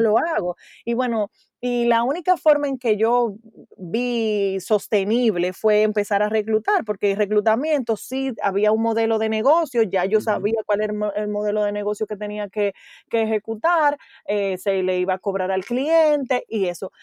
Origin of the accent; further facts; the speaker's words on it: Dominican Republic; moved away; also born or lived in United States; yo vivimos en República Dominicana pero yo viví en Estados Unidos, regresé al país en octubre del 2016